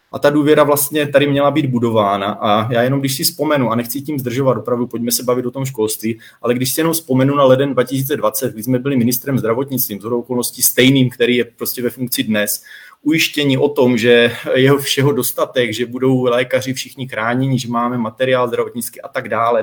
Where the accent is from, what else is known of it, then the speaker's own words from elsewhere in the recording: Troubky, Olomouc Region, Czechia; moved away; pocházím z Troubek, byť dnes v Troubkách nebydlím